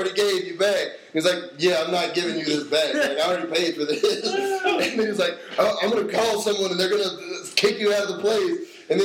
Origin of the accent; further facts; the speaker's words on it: Durham, North Carolina, United States; moved away; I grew up in Durham, so every year we would go to the state fair